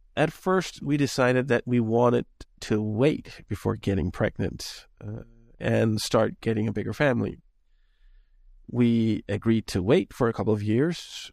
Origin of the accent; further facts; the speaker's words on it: Denmark; now in United States; I'm from Europe. I'm originally from Denmark.